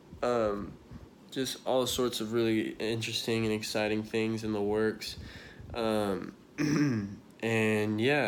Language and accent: English; Dallas, Texas, United States; now in Austin, United States; I'm from, for those of you that know me, I'm from Dallas